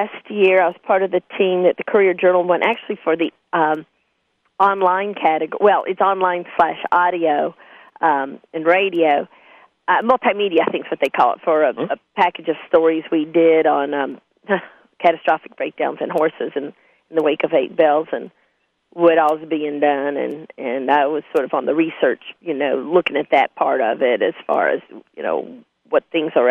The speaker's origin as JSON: {"language": "English", "town": "Lexington", "region": "Kentucky", "country": "United States", "tie": "born or raised there", "also_born_or_lived": "Bloomington, Indiana / Rochester, New York", "moved": "as an adult", "lives_now": "Louisville, United States", "said": "I grew up in Lexington, and back then, this would have been in the early 70s when I was in high school."}